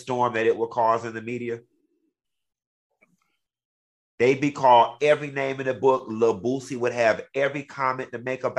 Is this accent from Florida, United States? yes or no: yes; Miami, Florida, United States; I'm from Miami